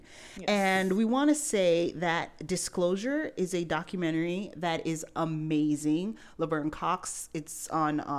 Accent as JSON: {"language": "English", "country": "Jamaica", "moved": "yes", "lives_now": "Florida, United States", "said": "we're both Jamaican"}